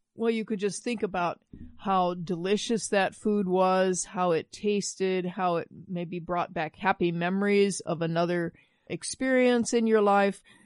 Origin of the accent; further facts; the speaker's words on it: Midwest, United States; I grew up in the Midwest